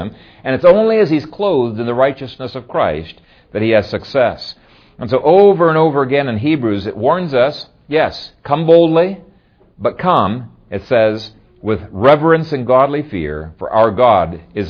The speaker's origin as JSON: {"language": "English", "country": "Ethiopia", "tie": "born or raised there", "said": "When I grew up in Ethiopia, my dad and I had between 17 and 20 beehives."}